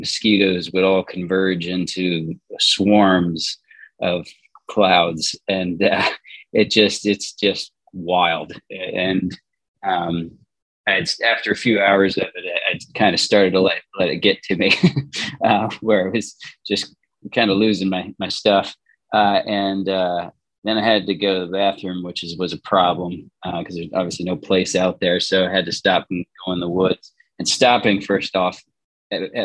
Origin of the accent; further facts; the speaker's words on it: Indiana, United States; now in Connecticut, United States; we live in Connecticut. I grew up in Indiana